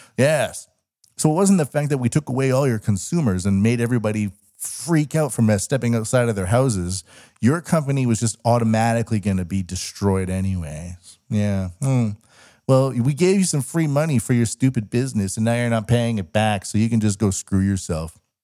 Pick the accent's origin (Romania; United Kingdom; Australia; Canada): Canada; now in Japan; I'm Canadian